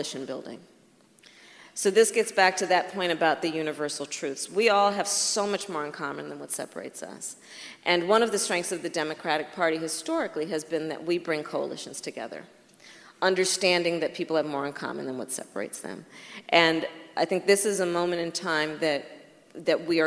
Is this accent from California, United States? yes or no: yes; San Francisco, California, United States; my hometown San Francisco folks